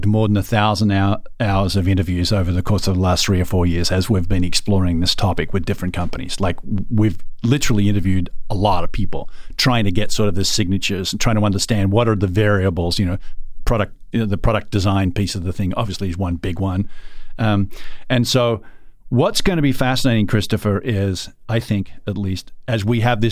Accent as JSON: {"language": "English", "country": "Australia", "said": "I'm an Aussie."}